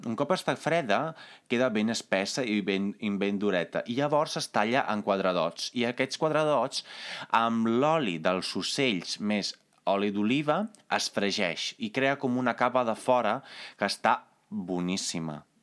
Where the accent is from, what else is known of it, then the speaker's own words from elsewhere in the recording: Carmignano di Brenta, Veneto, Italy; moved away; jo sóc italià, jo vinc d'un poble que es diu Carmignano di Brenta i que es troba uns eh, 70 quilòmetres més o menys a l'interior del Veneto